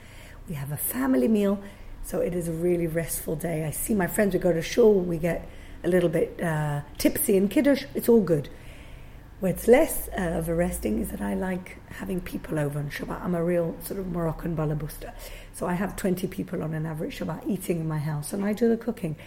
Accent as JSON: {"language": "English", "country": "Gibraltar", "tie": "born or raised there", "also_born_or_lived": "London, United Kingdom", "moved": "as an adult", "lives_now": "Jerusalem, Israel", "said": "I grew up in Gibraltar with a cable car over my head."}